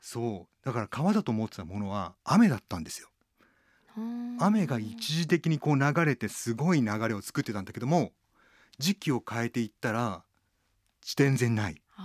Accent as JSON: {"language": "Japanese", "town": "Tatebayashi", "region": "Gunma", "country": "Japan", "tie": "born or raised there", "said": "僕群馬県の館林っていうところの出身"}